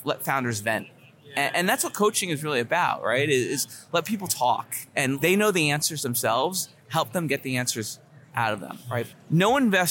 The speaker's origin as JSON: {"language": "English", "region": "South Florida", "country": "United States", "tie": "born or raised there", "also_born_or_lived": "New York / New Jersey", "moved": "as an adult", "lives_now": "Miami, United States", "said": "I grew up in South Florida."}